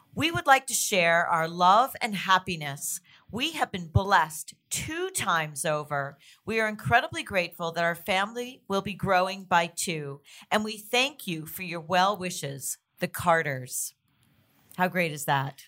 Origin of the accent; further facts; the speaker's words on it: Toronto, Ontario, Canada; I'm from Toronto too.